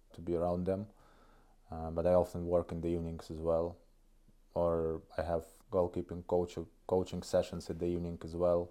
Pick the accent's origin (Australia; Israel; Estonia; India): Estonia; Kohtla-Järve, Ida-Viru County; English is a second language; moved away as an adult; now in Tartu, Estonia; I'm coming from a city of Kohtla Järve. It's northeast Estonia. So it's a kind of a Russian region. People speak Russian there mostly. So I do.